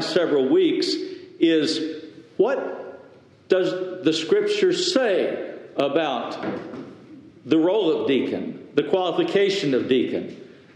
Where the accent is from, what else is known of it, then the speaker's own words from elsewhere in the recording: Lubbock, Texas, United States; the home church that I was in, that I grew up in Lubbock